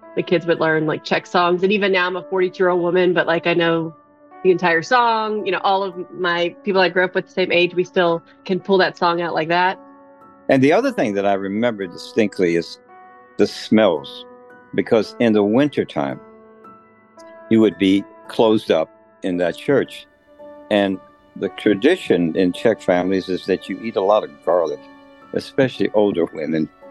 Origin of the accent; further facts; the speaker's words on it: Dubina, Texas, United States; moved away as an adult; I was born in Dubina, Texas. I'm a fifth generation Texan